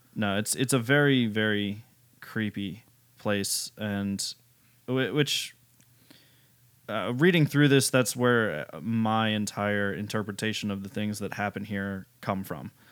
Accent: United States; I'm American

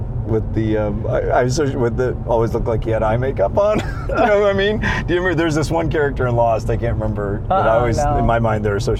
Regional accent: Central Illinois, United States; I'm from Central Illinois.

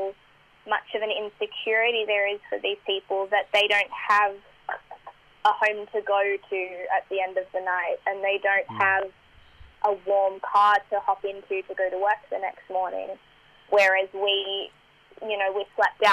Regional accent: Australia; I was born in Australia

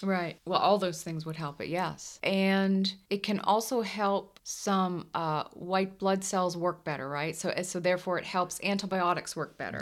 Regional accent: the Northeast, Mid-Atlantic, United States; moved away; I'm from the Mid-Atlantic, the Northeast

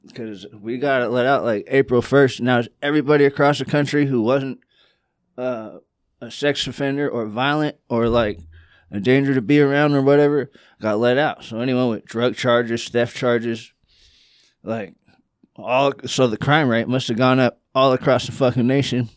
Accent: California, United States; also born or lived in Georgia; I'm from California

